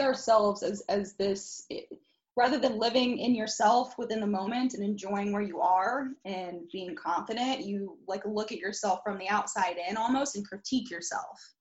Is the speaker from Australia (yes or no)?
no; Indianapolis, Indiana, United States; I was born on the east side of Indy